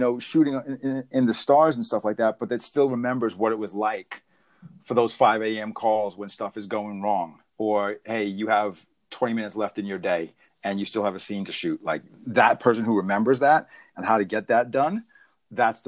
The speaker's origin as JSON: {"language": "English", "region": "New York", "country": "United States", "moved": "as an adult", "lives_now": "Los Angeles, United States", "said": "we're both from New York"}